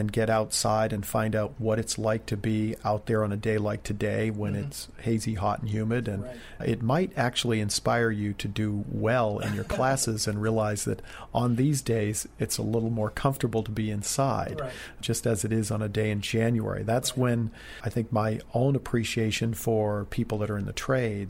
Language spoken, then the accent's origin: English; New England, United States; Growing up in New England